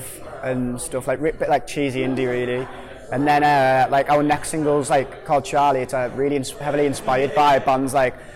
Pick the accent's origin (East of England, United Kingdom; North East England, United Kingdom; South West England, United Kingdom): North East England, United Kingdom; Hartlepool; from …, and we're a band from Hartlepool